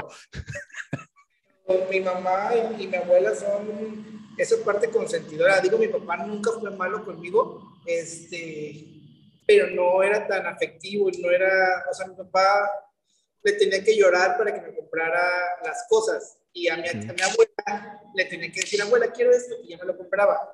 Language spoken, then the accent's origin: Spanish; Veracruz, Mexico; Soy de aquí, del puerto de Veracruz, nacido aquí radicado, radicando aquí